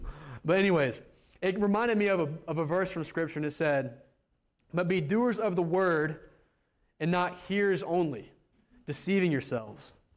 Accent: United States; moved away; me, an American

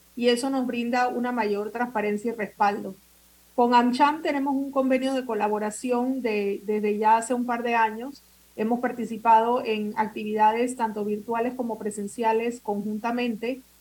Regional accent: Panama

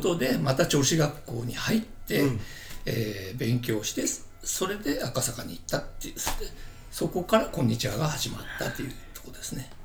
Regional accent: Chiba, Japan; もともと僕は千葉で育ってる

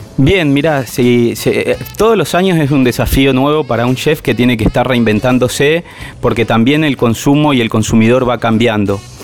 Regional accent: Buenos Aires, Argentina; moved away as an adult; also born or lived in Mendoza; now in San Rafael, Argentina; yo soy de Buenos Aires, hace 15 años que estoy en Mendoza

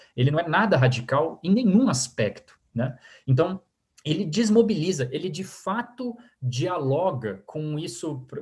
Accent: Brazil; also born or lived in United States; a gente, como brasileiros

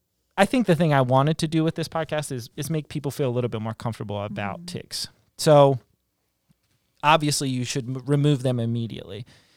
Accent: West Virginia, United States; It was the deer tick, not the, because I grew up in West Virginia.

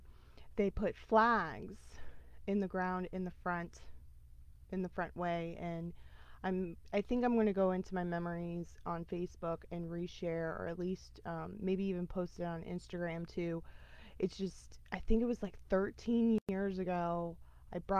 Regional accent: United States; as a American living in America

